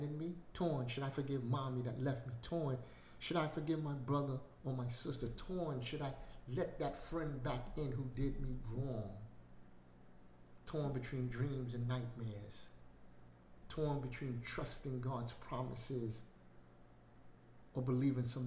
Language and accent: English; New York City, New York, United States; I grew up in Brooklyn